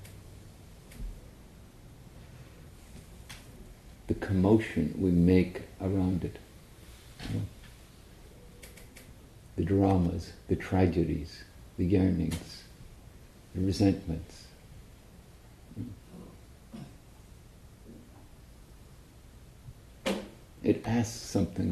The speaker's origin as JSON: {"language": "English", "region": "Northern Ireland", "country": "United Kingdom", "said": "I come from Northern Ireland"}